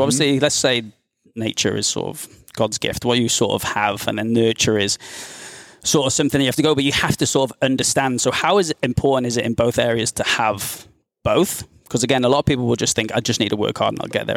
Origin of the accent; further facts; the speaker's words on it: United Kingdom; now in Australia; I'm from the U K